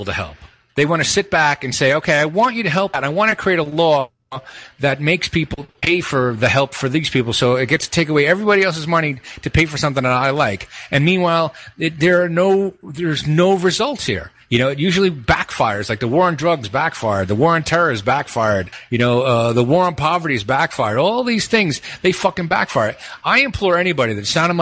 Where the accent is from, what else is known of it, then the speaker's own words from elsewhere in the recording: New York City, New York, United States; moved away; I grew up in Brooklyn